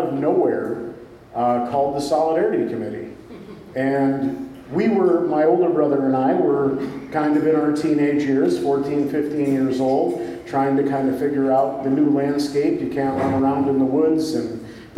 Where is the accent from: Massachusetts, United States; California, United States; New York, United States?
New York, United States; Wilton; When we were growing up in Wilton